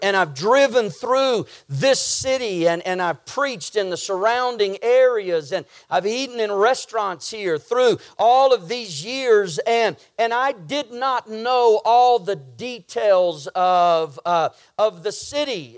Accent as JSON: {"language": "English", "region": "Texas", "country": "United States", "tie": "born or raised there", "said": "I grew up living in Texas and driving over to Louisiana often to see family"}